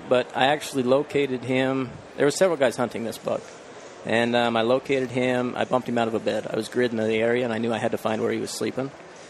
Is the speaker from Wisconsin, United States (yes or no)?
no; Logan, Utah, United States; So I'm from Logan, Utah. Born and raised in the hunting community.